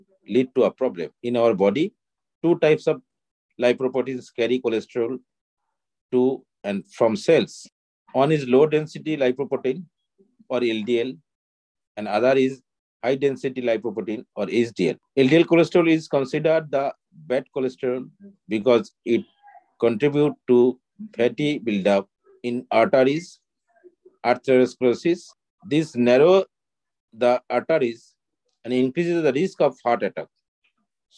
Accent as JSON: {"language": "English", "town": "Kolkata", "region": "West Bengal", "country": "India", "said": "I am from Kolkata"}